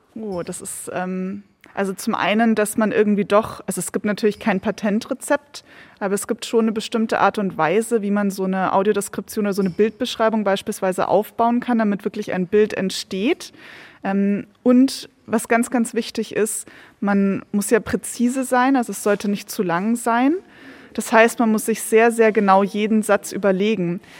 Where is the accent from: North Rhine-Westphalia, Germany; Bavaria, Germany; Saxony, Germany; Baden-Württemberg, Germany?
Bavaria, Germany; moved away as an adult; also born or lived in Regensburg / Edinburgh, Scotland / Scottish Highlands; Ich bin ja eigentlich Bayerin, sozusagen hier hochgewandert